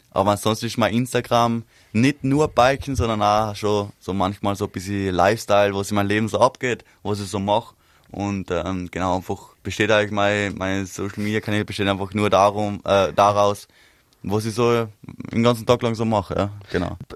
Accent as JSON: {"language": "German", "region": "East Tyrol", "country": "Austria", "said": "der Winter war extrem bei uns in Osttirol"}